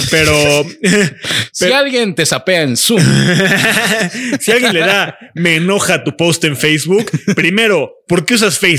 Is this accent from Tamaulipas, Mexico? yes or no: no; Yucatán, Mexico; Porque soy yucateco.